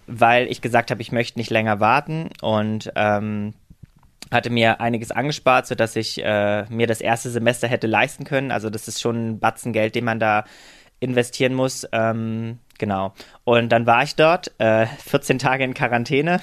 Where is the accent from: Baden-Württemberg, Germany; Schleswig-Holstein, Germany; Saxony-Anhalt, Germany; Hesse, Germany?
Saxony-Anhalt, Germany; Halle; now in Berlin, Germany; Also ich komme aus Halle an der Saale ursprünglich